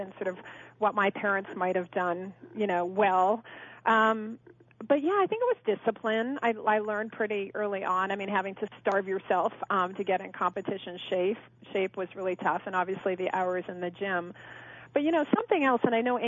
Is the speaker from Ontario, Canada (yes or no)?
no; Kelowna, British Columbia, Canada; also born or lived in Connecticut; now in Park City, United States; I did grow up in British Columbia, Canada, actually, a small town called Kelowna